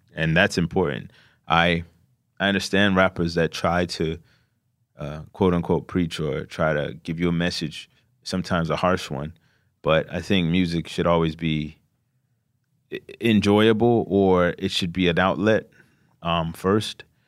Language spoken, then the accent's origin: English; Glenarden, Maryland, United States; PG County, Maryland.